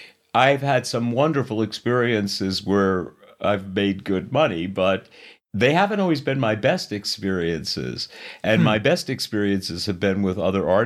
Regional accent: New York City, New York, United States; also born or lived in Los Angeles; I was born in Astoria, okay. Queens, and mostly we lived in Whitestone. But by the time I was 16, I was living in Manhattan myself. I moved to LA shortly after that.

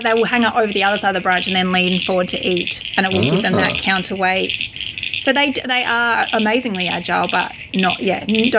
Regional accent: Fleurieu Peninsula, South Australia, Australia; I grew up on the Fluro Peninsula with bushland on our farm.

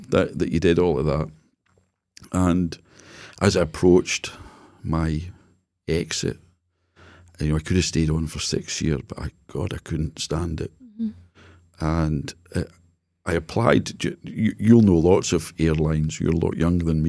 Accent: Jedburgh, Scotland, United Kingdom; So I was brought up in Jedburgh

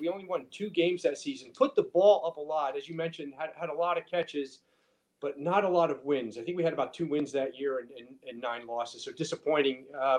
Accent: Butler, New Jersey, United States; Butler, New Jersey, back when I was in high school, had one traffic light.

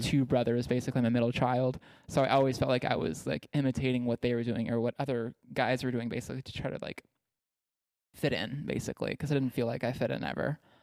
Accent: East Texas, United States; I grew up in East Texas where it's super conservative, and super religious

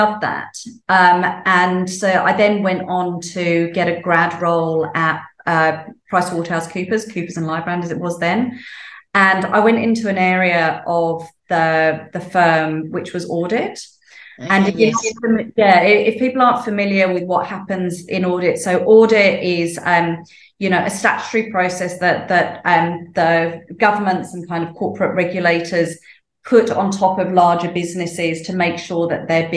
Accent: United Kingdom; moved away as an adult; now in Sydney, Australia; I grew up in the UK, in case people can't tell from my accent.

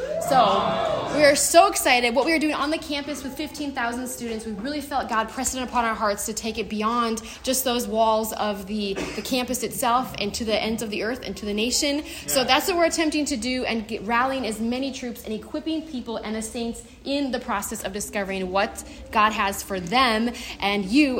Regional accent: North Dakota, United States; also born or lived in Minnesota; now in Minneapolis, United States; I'm from North Dakota.

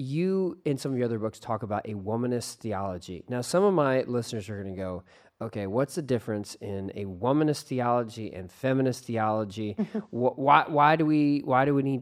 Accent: Texas, United States; also born or lived in Atlanta, Georgia; I'm a Texan

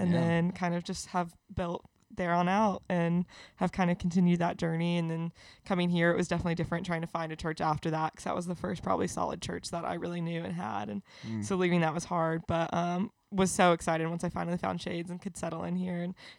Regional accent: Atlanta, Georgia, United States; also born or lived in Nashville, Tennessee; My mom remarried and we moved to Atlanta. And so I grew up kind of middle through high school throughout Atlanta.

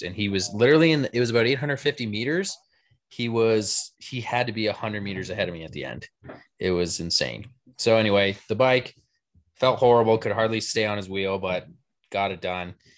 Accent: Canada; I'm Canadian

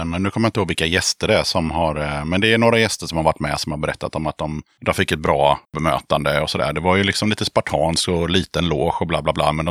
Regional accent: Motala, Östergötland, Sweden; Moder Jords rövhål, Motala.

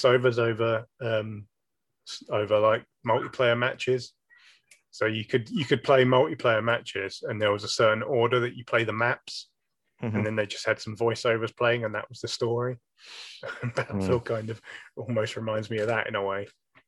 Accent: United Kingdom; we're British

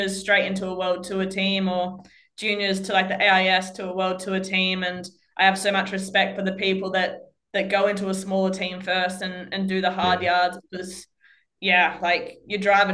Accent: Australia; being Australian

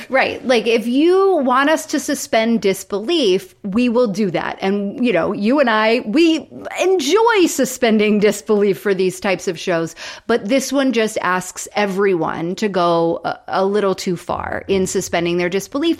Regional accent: Florida, United States; I grew up in Florida

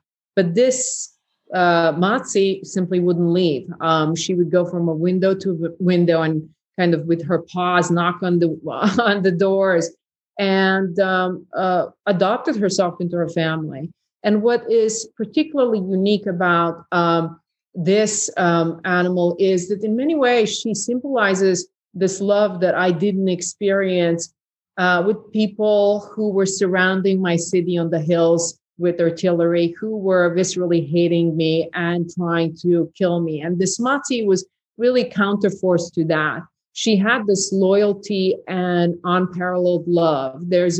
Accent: Bihać, Federation of Bosnia and Herzegovina, Bosnia & Herzegovina; English is a second language; there were conversations that my hometown of Bihać was the next safe area that would do the same. And once we in Bihać Pocket realized that genocide occurred in Srebrenica

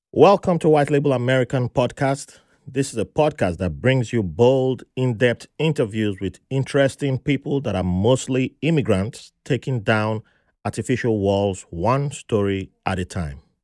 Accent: Nigeria; moved away as an adult; I grew up in Nigeria

